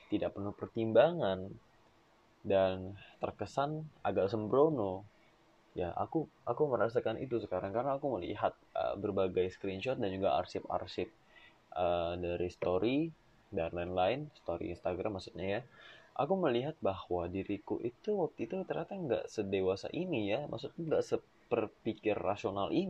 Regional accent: Penajam, East Kalimantan, Indonesia; also born or lived in Balikpapan; Aku besar di Kalimantan Timur, tepatnya di Penajam. Namun aku lahir di Balikpapan.

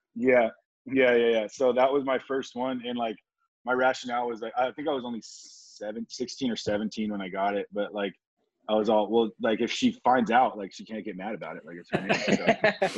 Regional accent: Oceanside, California, United States; it was great growing up here

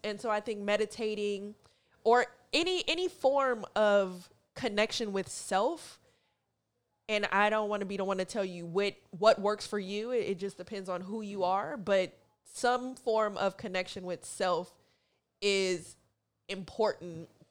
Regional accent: Oakland, California, United States; moved away as an adult; also born or lived in Seattle; now in New York, United States; I grew up in Oakland, grew up in a town

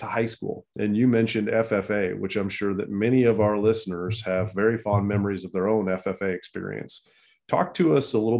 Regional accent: Illinois, United States; We're both born and raised in Illinois.

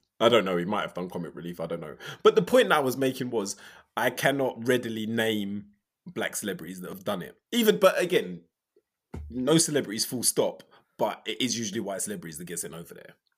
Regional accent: England, United Kingdom

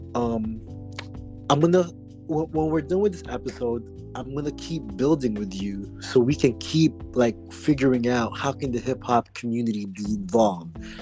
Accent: Oxnard, California, United States; also born or lived in Philippines; as a Filipino man who grew up in who was born in the Philippines, very Catholic rigid country, and I grew up in Oxnard since I was 10 years old

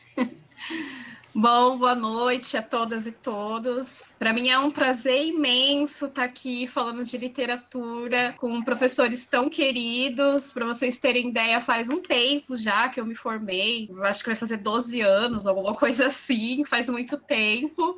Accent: São Paulo, Brazil; Eu, eu nasci em São Paulo, vivi em São Paulo, apesar de ser da periferia

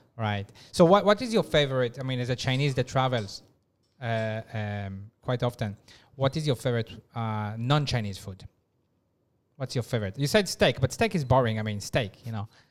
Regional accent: Israel; moved away; I'm from Israel

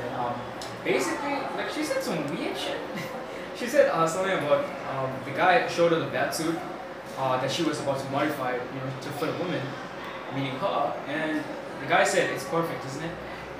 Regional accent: India; I noticed this, like, I'm Indian, by the way. So, like, in my community

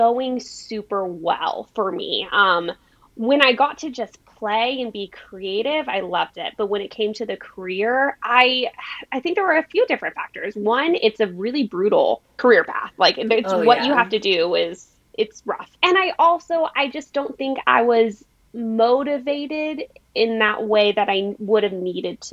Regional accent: El Paso, Texas, United States; now in San Diego, United States; I grew up in El Paso in a really amazing family

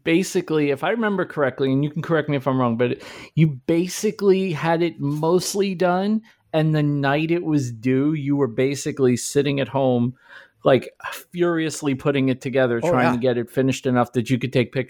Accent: New York City, New York, United States; I grew up in Brooklyn in an Italian neighborhood.

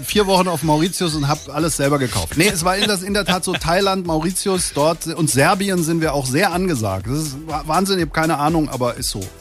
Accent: Langen, Hesse, Germany; also born or lived in Offenbach / Darmstadt / Ober-Hambach; Also aufgewachsen bin ich in Langen, habe in Darmstadt studiert

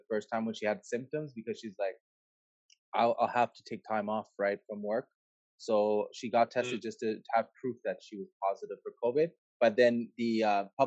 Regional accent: Montreal, Quebec, Canada; born and raised in Montreal, Quebec, Canada.

